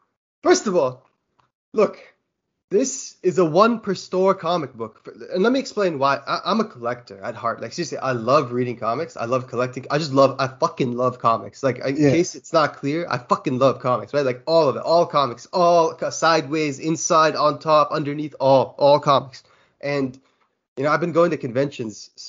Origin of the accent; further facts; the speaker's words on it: Kuwait; I'm from Kuwait